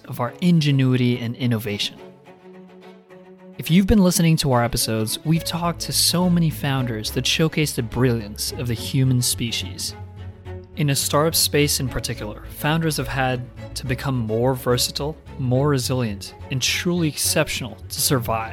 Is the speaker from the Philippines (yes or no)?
yes; Las Piñas, Metro Manila, Philippines; moved away as an adult; now in United States; I was born and raised in a town called Las Piñas in the Philippines. I moved to this country in 2011 as an immigrant.